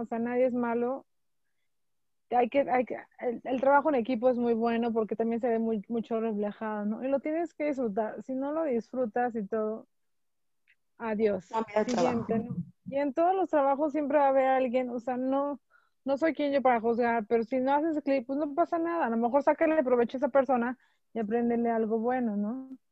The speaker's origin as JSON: {"language": "Spanish", "country": "Mexico", "said": "somos muy, el mexicano es muy unido"}